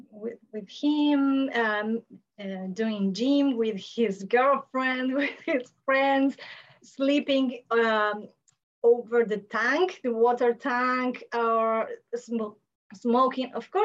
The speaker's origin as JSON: {"language": "English", "region": "Buenos Aires", "country": "Argentina", "said": "I'm from Buenos Aires, Argentina."}